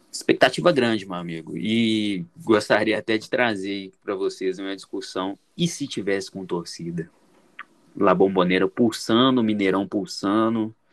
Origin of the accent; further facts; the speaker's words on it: Minas Gerais, Brazil; Eu sou muito mineirinho quanto a é isso, vou desconfiar mesmo.